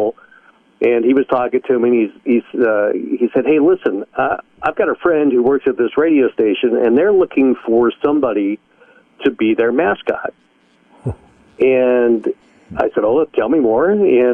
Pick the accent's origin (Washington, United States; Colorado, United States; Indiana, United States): Colorado, United States; where I grew up in Colorado